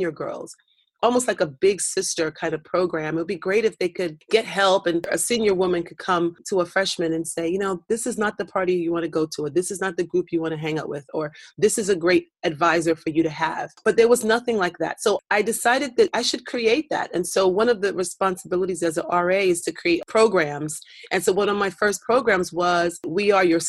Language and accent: English; New York City, New York, United States; moved away as an adult; also born or lived in South Africa; my hometown of Brooklyn, New York